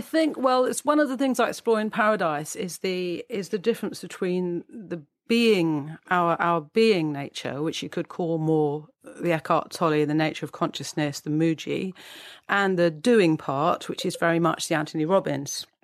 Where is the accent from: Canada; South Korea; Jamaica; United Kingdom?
United Kingdom; as we're British